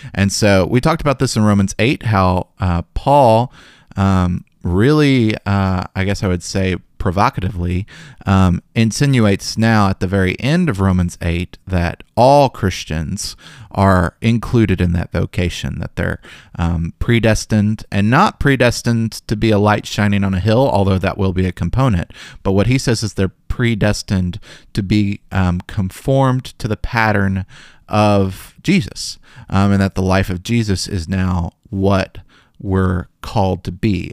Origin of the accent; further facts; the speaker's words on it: Memphis, Tennessee, United States; growing up in Memphis